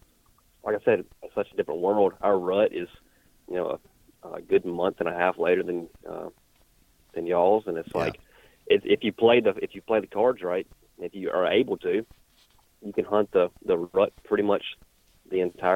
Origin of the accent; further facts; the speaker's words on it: Mississippi, United States; So I am from North Mississippi, and I work for a camo company.